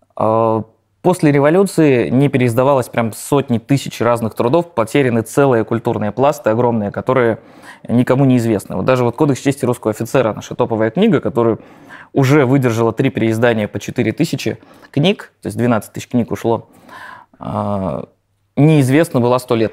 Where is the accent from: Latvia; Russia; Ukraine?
Russia; Nizhny Novgorod, Nizhny Novgorod Oblast; И я родом из Нижнего Новгорода